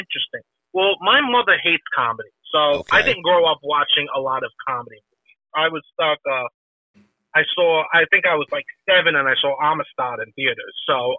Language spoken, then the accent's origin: English; Alabama, United States; I grew up in Central Alabama, okay? You know what? When I'm in Central Alabama, I'm fucking home, brother, okay?